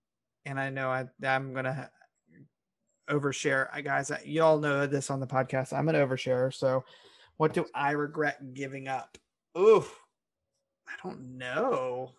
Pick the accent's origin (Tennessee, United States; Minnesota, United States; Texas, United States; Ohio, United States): Ohio, United States; Cincinnati; moved away as an adult; now in Louisville, United States; No, I'm from Cincinnati, Ohio. Ohio side. And then I moved to Louisville.